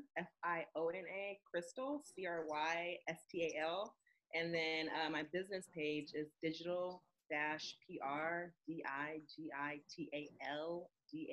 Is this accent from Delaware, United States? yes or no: no; California, United States; I'm from Cali